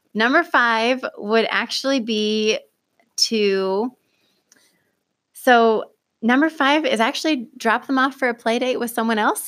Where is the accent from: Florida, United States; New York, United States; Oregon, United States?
Oregon, United States; Pleasant Hill; I was born and raised here in Lane County. I grew up in Pleasant Hill